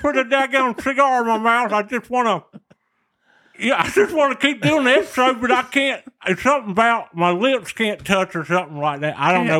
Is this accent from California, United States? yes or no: no; Waycross, Georgia, United States; accent: Southern; moved away; growing up in Waycross